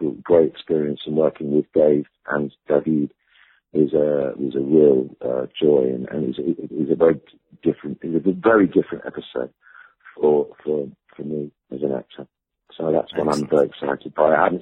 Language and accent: English; Ibiza, Balearic Islands, Spain; moved away; also born or lived in London; I grew up in Ibiza